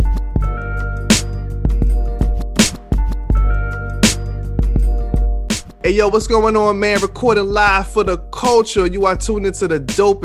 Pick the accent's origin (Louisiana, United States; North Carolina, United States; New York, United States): New York, United States; I grew up in New York.